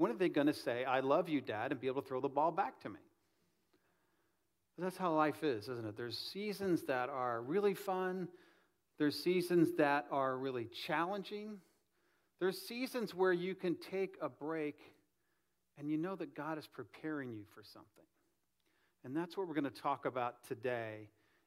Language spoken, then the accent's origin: English; Midwest, United States; now in Delray Beach, United States; Up north where I grew up in the Midwest